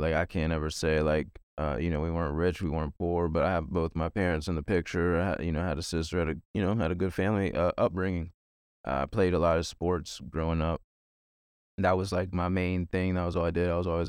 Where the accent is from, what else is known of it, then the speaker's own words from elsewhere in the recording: Virginia, United States; I'm from Virginia, born and raised, lived here my whole life.